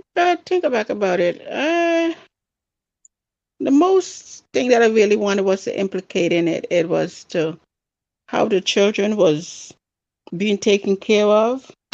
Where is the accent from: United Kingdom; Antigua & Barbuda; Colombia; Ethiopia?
Antigua & Barbuda; also born or lived in San Francisco; now in Buffalo, United States; me growing up in my country, Antigua. Don't know if you've ever heard of that, but that's in the West Indies. I was mostly raised by my grandparents